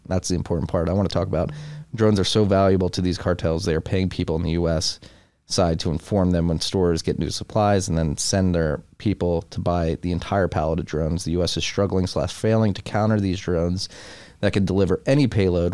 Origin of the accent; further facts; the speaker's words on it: United States; as an American